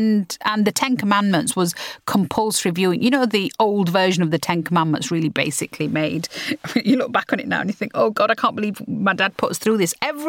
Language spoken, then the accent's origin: English; United Kingdom; Having worked out a place for being British and Asian, we were having to re-find our identity as British and Muslim.